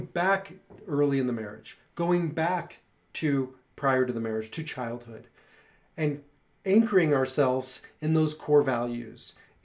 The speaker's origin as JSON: {"language": "English", "region": "Nebraska", "country": "United States", "tie": "born or raised there", "moved": "yes", "lives_now": "Colorado, United States", "said": "I grew up in Nebraska"}